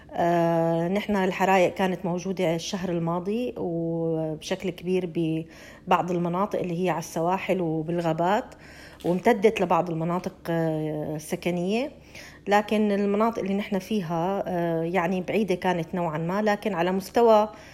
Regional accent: Syria; moved away as an adult; now in Australia; نحن كسوريين جينا على هي البلد لاجئين

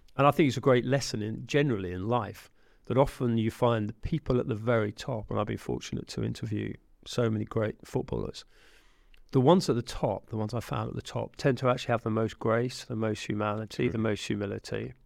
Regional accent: England, United Kingdom; an Englishman

